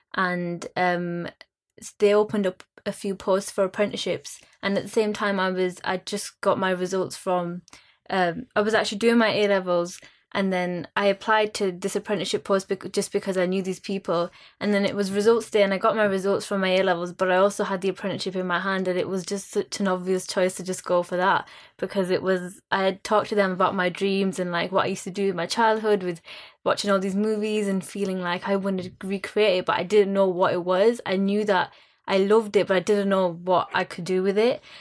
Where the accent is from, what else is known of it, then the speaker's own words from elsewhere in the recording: Bradford, Yorkshire and the Humber, United Kingdom; I'm being from Bradford